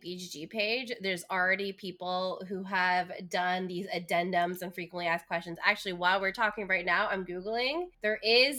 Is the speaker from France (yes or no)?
no; India; I'm Indian. Like, spiciness, please.